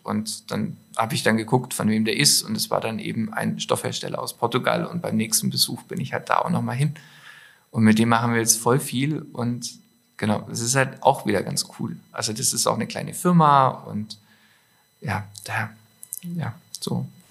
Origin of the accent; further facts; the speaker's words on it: Stuttgart, Baden-Württemberg, Germany; moved away as an adult; now in Allgäu, Germany; Ich habe ja nur Allgäuer Wurzeln. Ja. Ähm, bin aber in der Großstadt aufgewachsen. Nein, ja, so groß ist nicht. In, äh, in Stuttgart